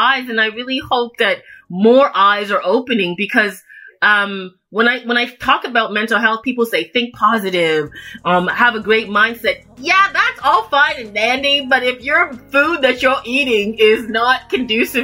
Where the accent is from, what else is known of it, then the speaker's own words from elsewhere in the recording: Toronto, Ontario, Canada; I was born in Toronto, Canada.